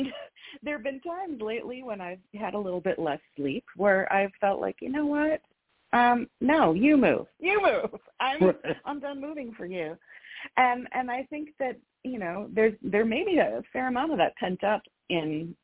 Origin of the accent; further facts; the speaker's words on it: Midwest, United States; as a Midwesterner